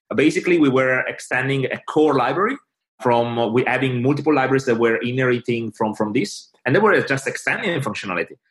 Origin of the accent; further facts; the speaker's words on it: Italy; English is a second language; now in London, United Kingdom; English is not my native language